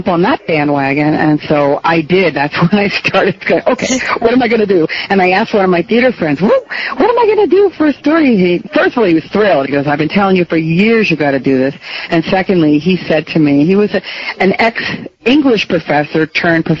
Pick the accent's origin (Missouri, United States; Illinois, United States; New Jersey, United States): New Jersey, United States; also born or lived in New York; now in Massachusetts, United States; I grew up in New Jersey